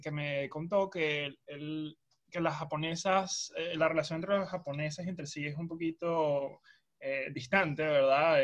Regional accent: Venezuela; los venezolanos, creo yo, que todos nuestros amigos y familiares están esparcidos alrededor del mundo

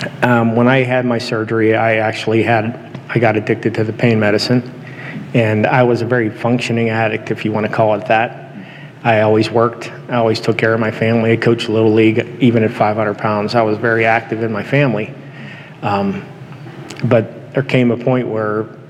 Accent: Houston, Texas, United States; now in Washington, United States; I was raised in the Central Assembly of God Church in Houston

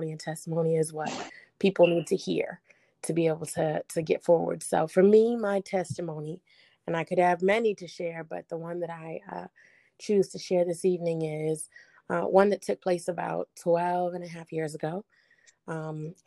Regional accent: Boston, Massachusetts, United States; I'm from Boston, Massachusetts

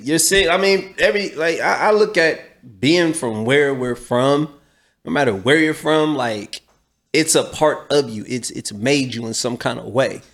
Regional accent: Columbus, Ohio, United States; I'm from Columbus, 800 South Champion, right here

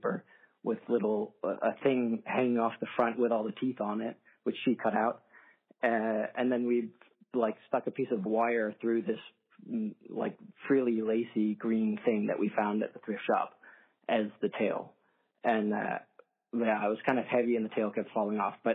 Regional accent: Takoma Park, Maryland, United States; now in Netherlands; I'm from the DMV and I'm from Tacoma Park

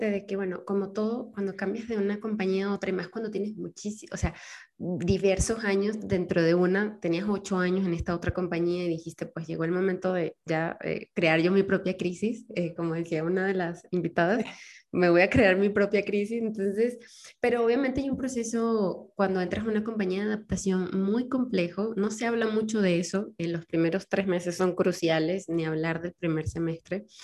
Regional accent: Venezuela; now in Mexico; O sea, yo me vine de Venezuela a México hace cuatro años y me acuerdo que cuando me subí al avión me pasó de todo, me mareé, casi vomito

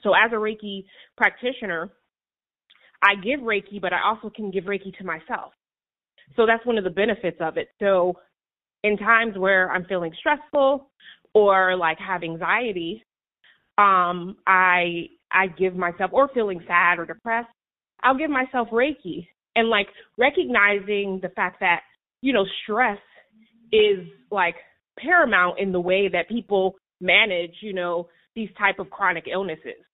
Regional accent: New Haven, Connecticut, United States; I'm from New Haven

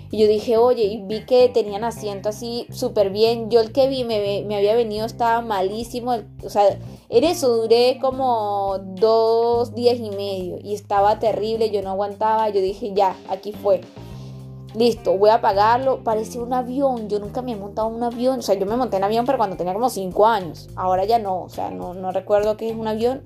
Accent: Venezuela; moved away as an adult; now in Talca, Chile; Soy venezolana, vivo en Chile, en Talquita

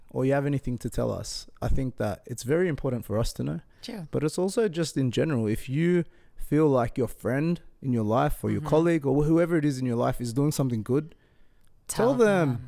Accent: Sydney, New South Wales, Australia; born there; I don't even know where I'm from. I don't what? I was born in Sydney.

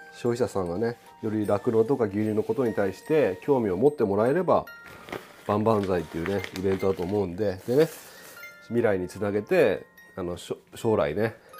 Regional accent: Okayama, Japan; 岡山ミルクフェア僕の地元のね岡山ミルクフェアがあったわけなんで

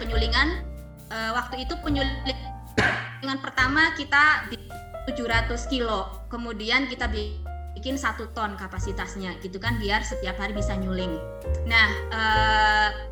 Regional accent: Brebes, Central Java, Indonesia; saya juga orang Brebes, jadi saya paham budaya Brebes

